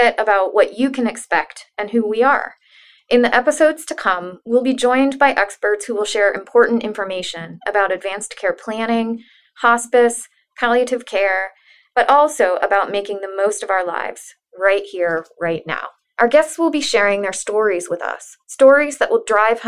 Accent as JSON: {"language": "English", "region": "Central Florida", "country": "United States", "tie": "born or raised there", "said": "I grew up in Central Florida."}